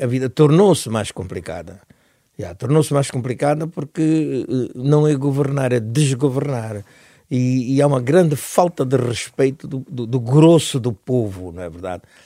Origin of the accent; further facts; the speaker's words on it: Angola; moved away as an adult; also born or lived in Netherlands / Portugal; eu, mesmo na Europa, consigo continuar a ser o africano que fui em Angola